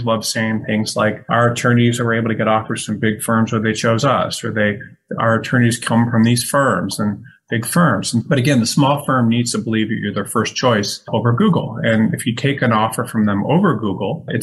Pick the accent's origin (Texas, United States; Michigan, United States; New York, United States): Michigan, United States; Detroit; moved away; where I grew up in outside Detroit